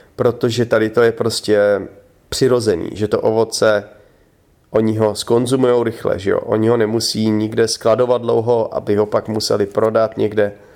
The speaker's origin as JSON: {"language": "Czech", "country": "Czechia", "moved": "yes", "said": "já jsem řekl, že z Česka"}